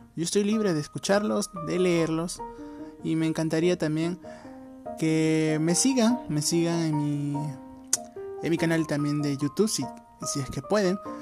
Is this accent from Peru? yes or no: yes; Peru; soy de Perú